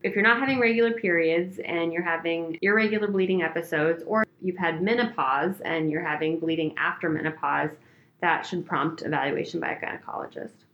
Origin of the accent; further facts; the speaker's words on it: Oregon, United States; moved away as an adult; I'm from Oregon, I grew up there